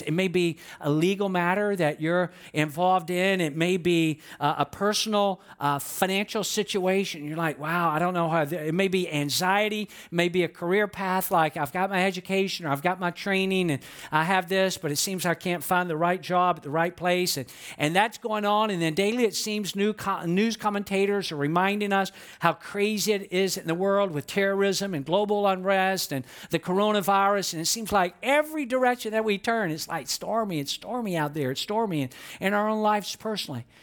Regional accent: Atlanta, Georgia, United States; I was born and raised in Atlanta

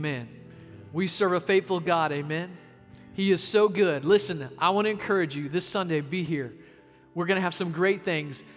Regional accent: Arkansas, United States; Growing up in Arkansas

